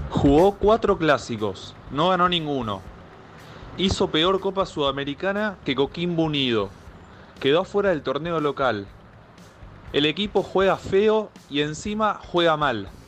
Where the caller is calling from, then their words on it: Avellaneda, Buenos Aires Province, Argentina; de Avellaneda.